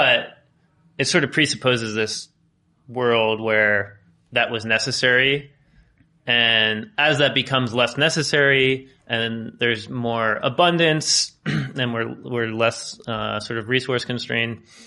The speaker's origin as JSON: {"language": "English", "country": "United States", "tie": "born or raised there", "said": "growing up in the United States"}